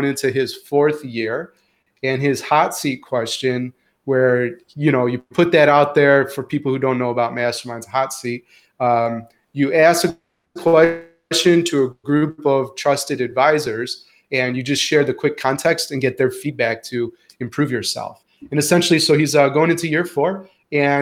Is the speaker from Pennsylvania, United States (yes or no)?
no; Chicago, Illinois, United States; moved away as an adult; also born or lived in Houston, Texas / Antwerp, Belgium / Scotland; now in Syracuse, United States; as a Midwesterner and a Chicagoan. And now a New Yorker